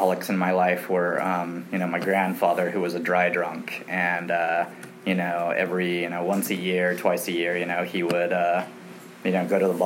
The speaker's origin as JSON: {"language": "English", "town": "Long Beach", "region": "California", "country": "United States", "tie": "born or raised there", "also_born_or_lived": "Big Piney, Wyoming", "said": "I grew up primarily in Long Beach, California, which is very near, close"}